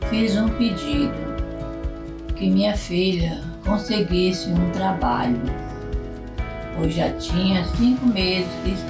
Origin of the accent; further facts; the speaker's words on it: Nova Venécia, Espírito Santo, Brazil; sou do interior de Nova Venécia, Espírito Santo.